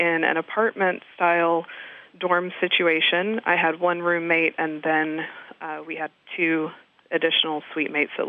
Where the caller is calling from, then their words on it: Fort Myers, Florida, United States; I'm calling from Fort Myers, Florida.